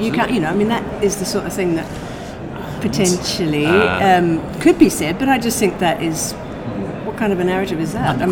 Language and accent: English; Australia; now in Scotland, United Kingdom; I am a person who lives in Scotland, yes. I am Australian